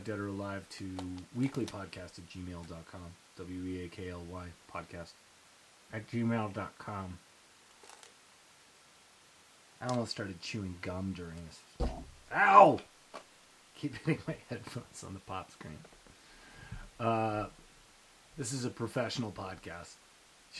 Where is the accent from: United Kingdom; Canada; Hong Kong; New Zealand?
Canada; I'm from Canada